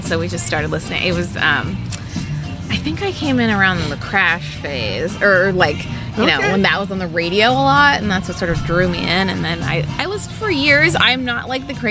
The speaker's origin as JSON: {"language": "English", "town": "Palo Alto", "region": "California", "country": "United States", "tie": "born or raised there", "said": "I grew up in Palo Alto, right near there"}